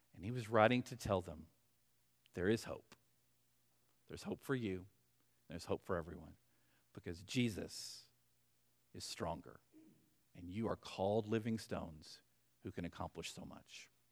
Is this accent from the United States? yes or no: yes; Arkansas, United States; We'll say it's Arkansas since I've picked up my home state for a little while.